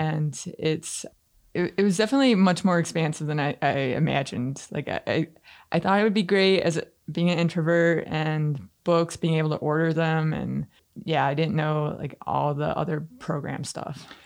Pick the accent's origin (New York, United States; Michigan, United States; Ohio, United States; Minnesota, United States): Michigan, United States; Canton; I grew up in Canton